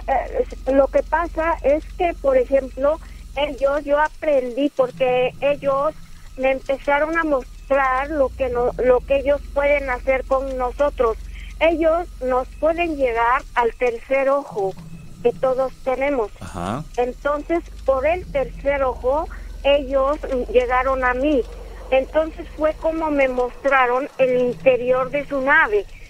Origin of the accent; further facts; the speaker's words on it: Oaxaca, Mexico; moved away as an adult; hace años antes de salir de Oaxaca, de mi pueblo, yo salí del 2011